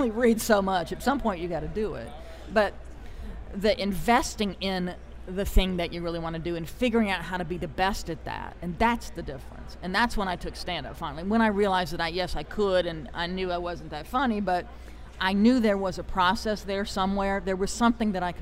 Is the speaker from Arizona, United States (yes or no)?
no; Greenville, South Carolina, United States; moved away; I'm from Greenville, South Carolina originally.